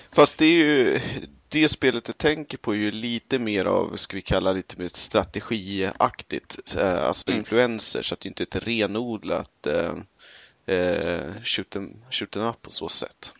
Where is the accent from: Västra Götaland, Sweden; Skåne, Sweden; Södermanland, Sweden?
Södermanland, Sweden; Eskilstuna; Vi hade arkadmaskiner på typ den eh, lokala tv-spelsbörsen hemma i Eskilstuna